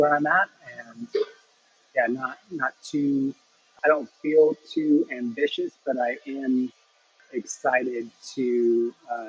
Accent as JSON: {"language": "English", "town": "Escondido", "region": "California", "country": "United States", "tie": "born or raised there", "moved": "yes", "lives_now": "Coeur d'Alene, United States", "said": "I was born in Escondido"}